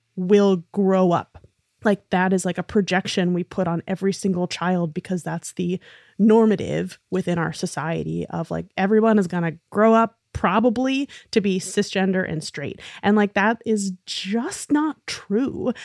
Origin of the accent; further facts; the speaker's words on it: New York City, New York, United States; being a really nerdy little theater kid growing up in New York City